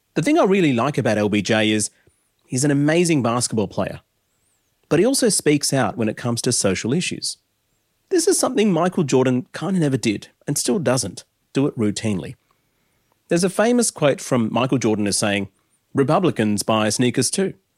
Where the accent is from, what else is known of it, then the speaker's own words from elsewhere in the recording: Adelaide, South Australia, Australia; as a nineties kid growing up in Adelaide